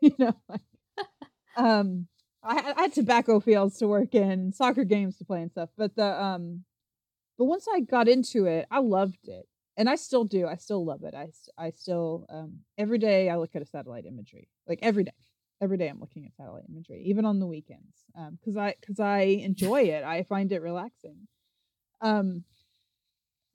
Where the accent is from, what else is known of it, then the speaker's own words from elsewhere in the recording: Appalachian Mountains, Kentucky, United States; I'm from the Appalachian Mountains in Kentucky, and I grew up, I like to tell people I grew up on a farm on a mountain in the middle of a national